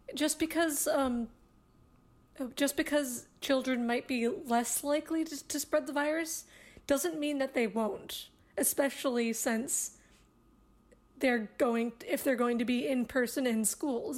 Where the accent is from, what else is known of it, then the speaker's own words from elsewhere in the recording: United States; As an American